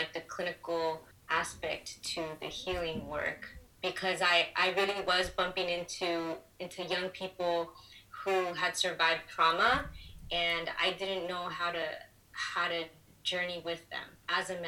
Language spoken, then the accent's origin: English; Los Angeles, California, United States; I was born and raised in Los Angeles. My family's from Guatemala